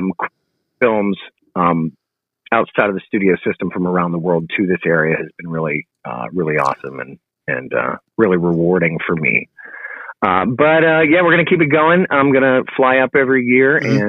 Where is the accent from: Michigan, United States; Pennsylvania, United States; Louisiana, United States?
Pennsylvania, United States; Oil City; moved away as an adult; also born or lived in Charlotte; Originally, I am from Oil City, Pennsylvania, and it's about an hour and a half north of Pittsburgh